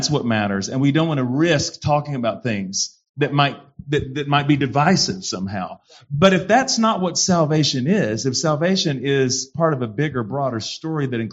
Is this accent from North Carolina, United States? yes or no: yes; North Carolina, United States; now in Oklahoma, United States; I come from North Carolina